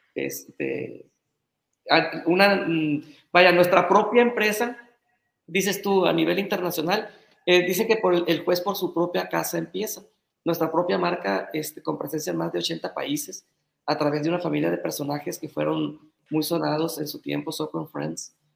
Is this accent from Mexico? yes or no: yes; Navolato, Sinaloa, Mexico; yo soy de Nabolato.